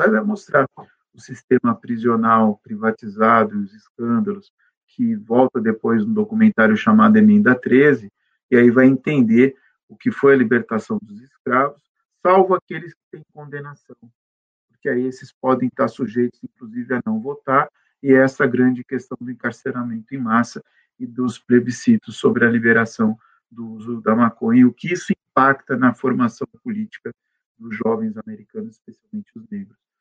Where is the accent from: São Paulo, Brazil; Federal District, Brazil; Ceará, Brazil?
São Paulo, Brazil; nasci aqui em São Paulo, aqui fiquei em São Paulo